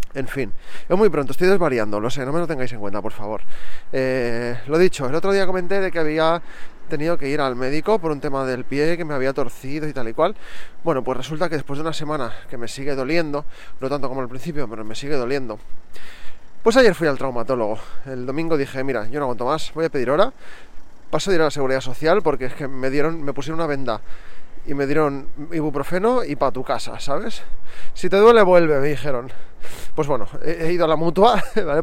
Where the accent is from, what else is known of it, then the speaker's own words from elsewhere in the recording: Barcelona, Catalonia, Spain; accent: neutral Catalan; yo hablo catalán de toda la vida, yo soy de Barcelona